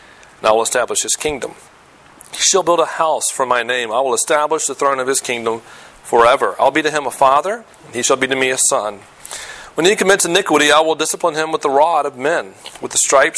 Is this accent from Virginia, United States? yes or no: yes; Virginia, United States; moved away; I'm from Virginia